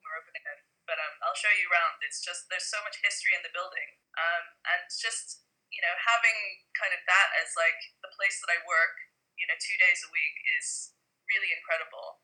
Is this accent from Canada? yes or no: no; Hong Kong; moved away as an adult; now in London, United Kingdom; I grew up in Hong Kong